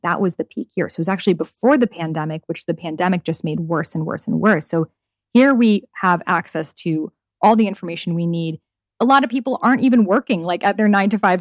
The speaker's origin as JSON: {"language": "English", "country": "Iran", "moved": "yes", "said": "my home country of Iran"}